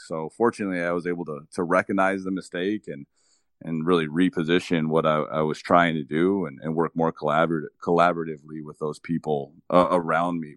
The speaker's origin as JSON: {"language": "English", "town": "Nogales", "region": "Arizona", "country": "United States", "tie": "born or raised there", "said": "I started working one week after turning sixteen at a golf course in my hometown"}